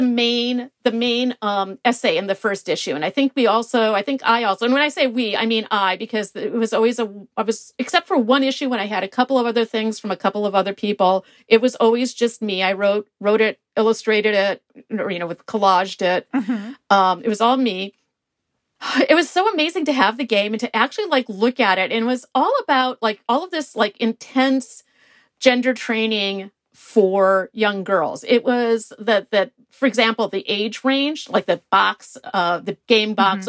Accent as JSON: {"language": "English", "town": "Milwaukee", "region": "Wisconsin", "country": "United States", "said": "I am from Milwaukee, Wisconsin"}